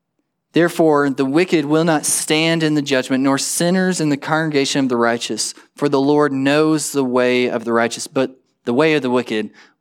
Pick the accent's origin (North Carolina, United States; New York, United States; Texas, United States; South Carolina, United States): Texas, United States; Perryton; From Perryton, the town that I grew up in the Panhandle, there's two roads in, there's two roads out.